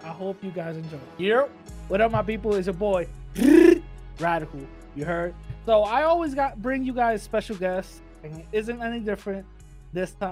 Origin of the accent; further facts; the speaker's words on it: New York City, New York, United States; growing up in the Bronx